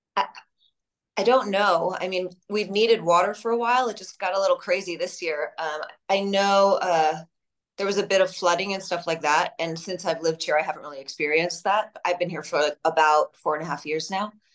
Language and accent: English; Long Island, New York, United States; moved away; I really loved growing up on Long Island